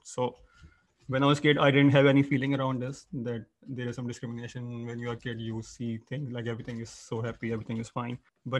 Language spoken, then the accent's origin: English; Pakistan; moved away as an adult; now in Netherlands; I'm from Pakistan. I just moved to Netherlands around 2 years ago. So I've been living in the same city as you are.